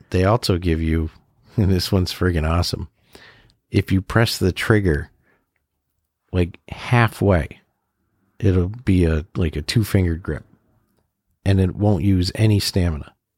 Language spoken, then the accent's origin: English; New England, United States; we're from New England, so we only have legit like one real mountain